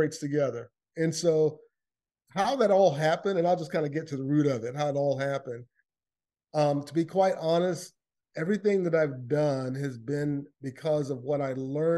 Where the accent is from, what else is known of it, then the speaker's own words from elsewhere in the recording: Lakeland, Florida, United States; I grew up in Lakeland, Florida, which is in the east coast of the United States